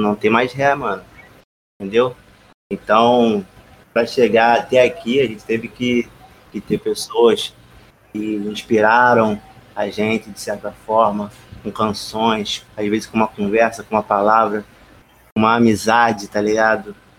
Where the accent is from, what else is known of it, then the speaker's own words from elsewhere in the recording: Rio de Janeiro, Brazil; sou carioca